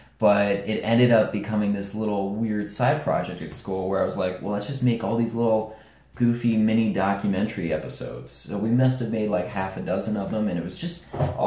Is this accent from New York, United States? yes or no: yes; New York, United States; we're both from New York